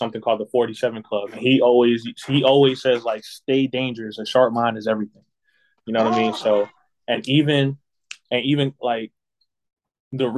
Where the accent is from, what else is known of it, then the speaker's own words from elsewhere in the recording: the South, United States; also born or lived in Boston, Massachusetts; now in South Carolina, United States; I grew up in the South